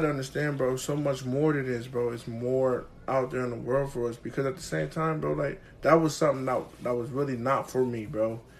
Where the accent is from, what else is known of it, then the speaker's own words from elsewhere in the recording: Columbus, Ohio, United States; also born or lived in Philadelphia, Pennsylvania; I'm not even from Ohio first. Like, I'm from Philadelphia, so you got to understand. I moved here when I was 5, but I used to always go back every summer.